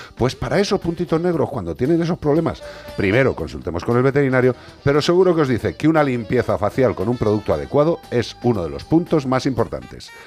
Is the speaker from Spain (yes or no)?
yes; Galicia, Spain; en mi tierra